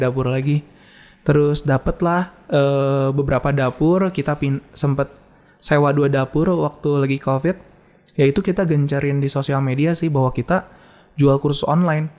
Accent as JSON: {"language": "Indonesian", "town": "Bandung", "region": "West Java", "country": "Indonesia", "tie": "born or raised there", "said": "gue tuh orang Bandung"}